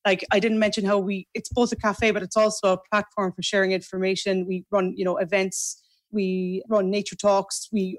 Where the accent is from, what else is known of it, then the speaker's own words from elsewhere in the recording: Macroom, Munster, Ireland; I grew up in Macroom.